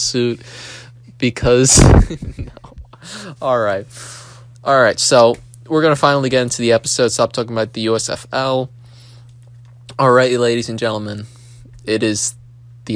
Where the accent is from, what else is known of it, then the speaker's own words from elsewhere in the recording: Philadelphia, Pennsylvania, United States; I'm from Philadelphia.